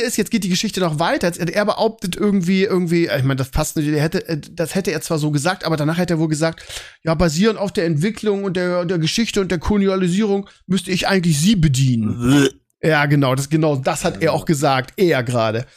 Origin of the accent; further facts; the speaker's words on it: Bremen, Germany; als Bremer